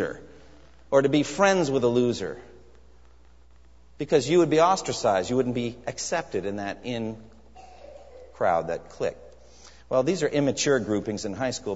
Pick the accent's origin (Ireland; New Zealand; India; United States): United States; also born or lived in Japan; as an American.